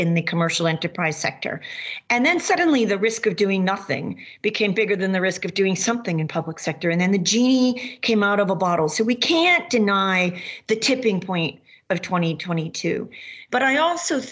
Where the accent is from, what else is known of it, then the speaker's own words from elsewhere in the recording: Massachusetts, United States; now in Maine, United States; where I grew up in Massachusetts